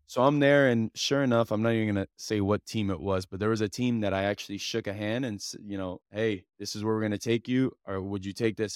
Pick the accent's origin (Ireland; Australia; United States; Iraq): United States; Hialeah, Florida; I'm a kid from Hialeah